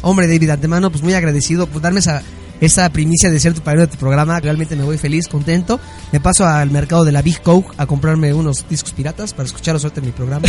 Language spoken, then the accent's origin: Spanish; Mexico; Como mexicanos